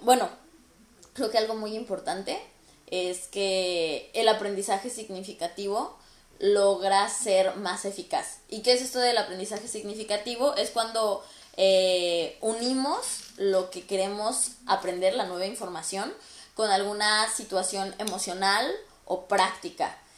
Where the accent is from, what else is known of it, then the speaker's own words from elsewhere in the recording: Mexico; somos mexicanos los dos y hablamos el, mismo tipo de español